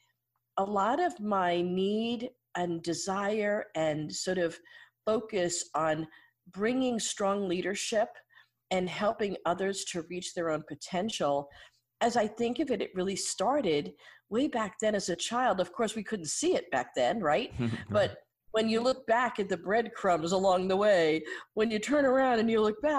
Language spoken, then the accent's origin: English; New York City, New York, United States; I was actually born and raised in the Bronx in New York City